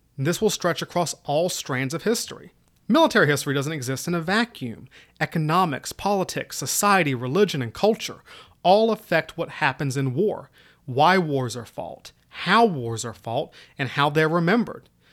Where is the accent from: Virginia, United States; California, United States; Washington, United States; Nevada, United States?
Virginia, United States; Southwest; moved away as an adult; also born or lived in Kansas / Georgia / Korea / Middle East; I originally come from Southwest Virginia, right up near the Appalachians. So if my accent sounds weird, mm, that's why